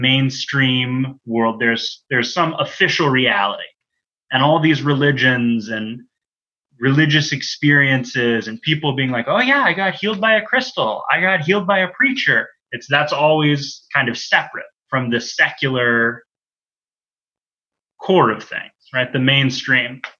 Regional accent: Encinitas, California, United States; I grew up in Encinitas, California

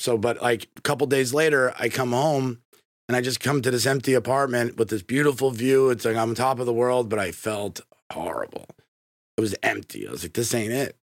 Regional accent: New York, United States; moved away as an adult; now in Tampa, United States; I grew up in New York

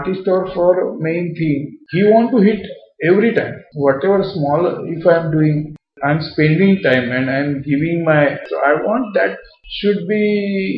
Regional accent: Maharashtra, India; I am purely Indian, purely Maharashtrian

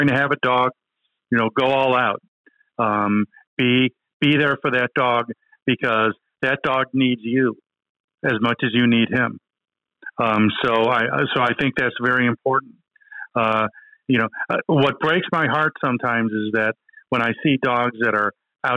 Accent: Texas, United States; I am a Texan. I will always be a Texan. I will live the rest of my life right here in the wonderful Lone Star State.

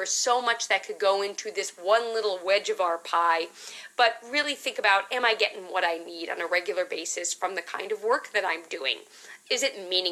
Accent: New York City, New York, United States; I grew up in Manhattan

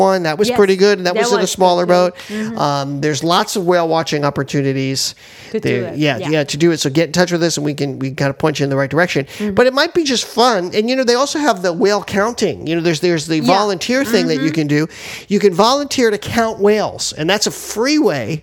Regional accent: Miami, Florida, United States; Miami, my hometown

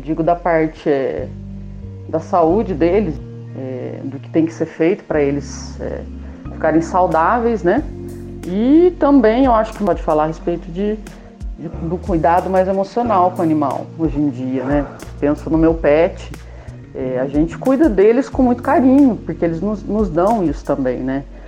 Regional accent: Andradas, Minas Gerais, Brazil; sou de Minas Gerais, de Andradas

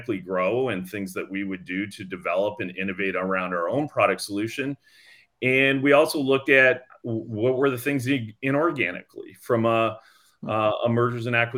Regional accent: Canada; moved away as an adult; now in Los Gatos, United States; I'm actually born and raised in Canada, and I moved to the Bay Area in 2005.

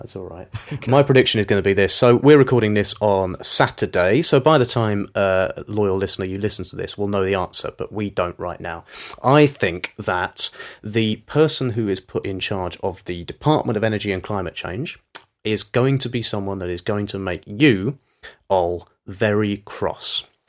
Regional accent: United Kingdom; because we're British, we get special treatment

